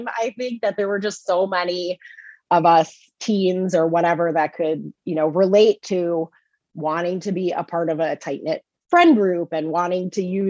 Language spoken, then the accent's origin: English; Chicagoland suburbs, Illinois, United States; moved away as an adult; also born or lived in Boston; now in Salem, United States; I am from the Midwest originally. I grew up in the Chicagoland suburbs, and I moved out to Salem 12 years ago